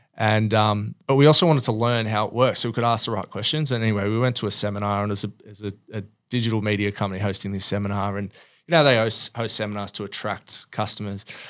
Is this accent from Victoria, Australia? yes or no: no; Sydney, New South Wales, Australia; grew up in Oatley, which is sort of if you think about you know Peakhurst, kind of just around the southern towards the Sutherland Shire area